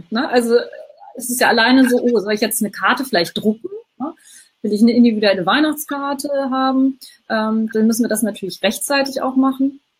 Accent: Hamburg, Germany; Ähm, also ich bin ja aus Hamburg, aus dem Norden. Ich kenne das nicht so sehr.

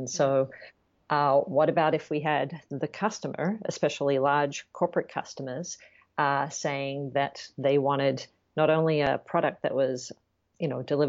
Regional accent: Sydney, New South Wales, Australia; moved away; as you know, I said from my accent, I'm from Australia originally. Yes. And I grew up in Sydney, which is a big city, but there's a lot of bush in Sydney.

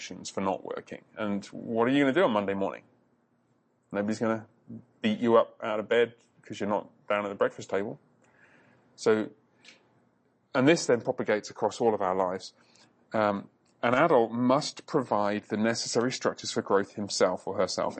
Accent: England, United Kingdom; part of England I grew up

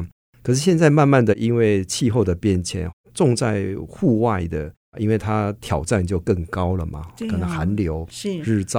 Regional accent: Hualien County, Taiwan; 我老家是花莲哈

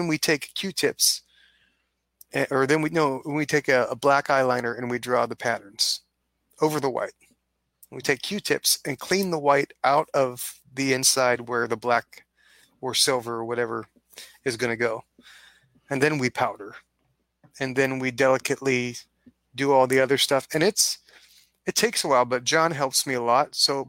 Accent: Kittanning, Pennsylvania, United States; moved away; I grew up in Katanning. Up Route 28, probably a lot of people from Katanning that watch this. Small town.

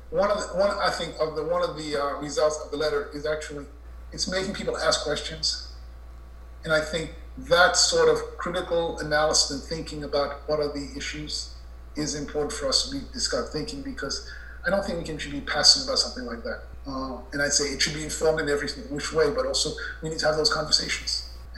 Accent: New York City, New York, United States; moved away; I grew up in Elmhurst

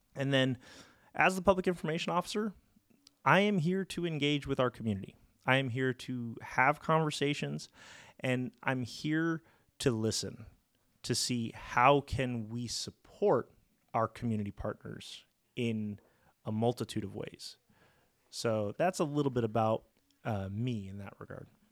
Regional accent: La Mirada, California, United States; I am a local kid. I, I grew up in La Mirada, went to La Mirada High School

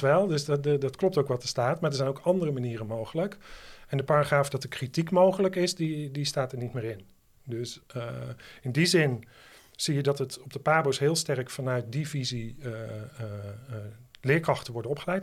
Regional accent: Netherlands; als Nederlander

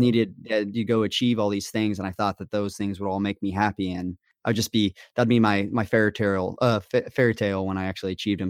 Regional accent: Las Vegas, Nevada, United States; moved away as an adult; also born or lived in Kansas; I was born and raised in Vegas

